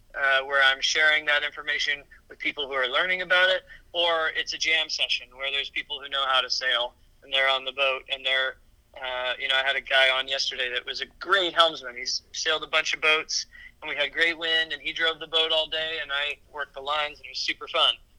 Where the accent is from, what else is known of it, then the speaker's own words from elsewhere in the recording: St. Louis, Missouri, United States; also born or lived in New Orleans, Louisiana; now in Bainbridge Island, United States; I was born in New Orleans, Louisiana, and grew up upriver uh, in St. Louis, Missouri